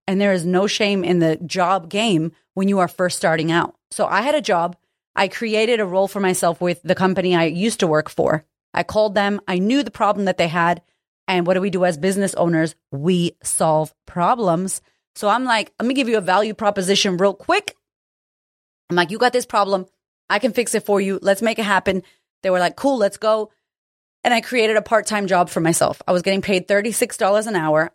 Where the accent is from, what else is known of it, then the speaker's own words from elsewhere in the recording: United States; I'm American